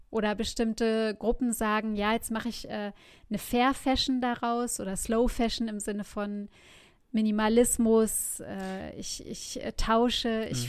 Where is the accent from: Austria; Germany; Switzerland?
Germany; hier als Deutsche